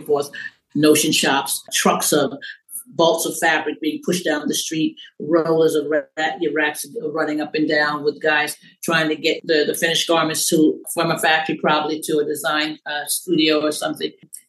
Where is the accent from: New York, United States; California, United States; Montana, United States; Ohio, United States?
New York, United States; New York City; I grew up in Brooklyn and Bethann, Stuyvesant